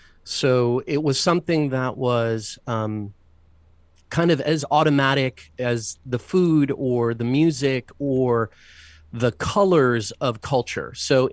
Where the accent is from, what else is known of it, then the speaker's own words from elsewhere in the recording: Mexico; also born or lived in Buenos Aires, Argentina / Caracas, Venezuela / US Virgin Islands; now in United States; My father ran the Latin American and Caribbean part of a big bank. So I grew up in Mexico, in Buenos Aires, in Argentina, where our Holy Father is from. I spent some years in Caracas, in Venezuela, and spent some years in the U.S. Virgin Islands as well